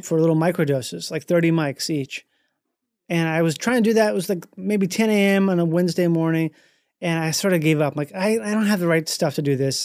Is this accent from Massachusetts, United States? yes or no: no; Rochester, Minnesota, United States; Grew up in Minnesota.